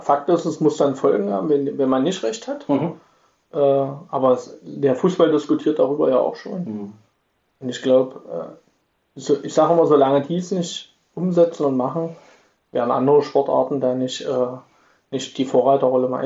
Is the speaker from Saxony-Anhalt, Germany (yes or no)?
yes; Magdeburg, Saxony-Anhalt, Germany; now in Irxleben, Germany; ich bin schon Magdeburger, ich wohne in Irksleben